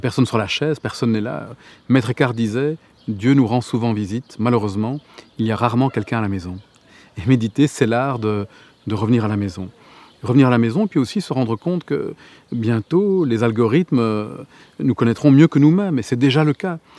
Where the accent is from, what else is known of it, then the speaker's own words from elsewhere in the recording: Gorges du Verdon, Provence-Alpes-Côte d'Azur, France; là où j'ai grandi, dans les, dans les gorges du Verdon